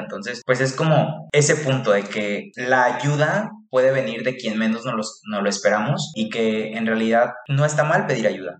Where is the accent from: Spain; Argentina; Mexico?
Mexico; Tepic, Nayarit; born or raised there; moved away; also born or lived in Guadalajara